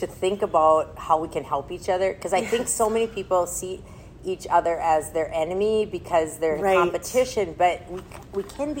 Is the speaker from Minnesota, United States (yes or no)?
yes; Minnesota, United States; we're both from Minnesota